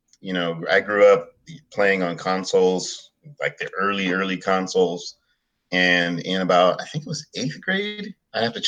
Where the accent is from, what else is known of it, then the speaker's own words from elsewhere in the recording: Bay Area, California, United States; I was born and raised in the United States, in California, actually, in the Bay Area.